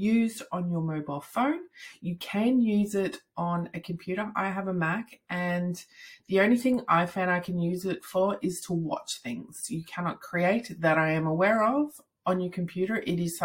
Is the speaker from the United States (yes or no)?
no; Australia; I am from Australia